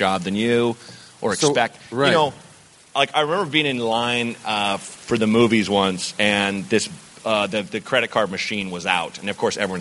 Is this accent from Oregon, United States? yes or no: yes; Oregon, United States; I grew up in Oregon.